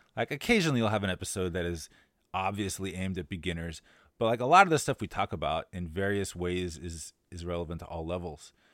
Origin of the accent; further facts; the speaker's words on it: United States; now in Shanghai, China; As an American